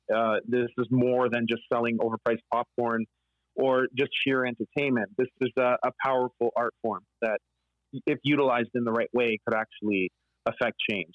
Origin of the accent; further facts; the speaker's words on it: Canada; We're collectively all a part of this history as Canadians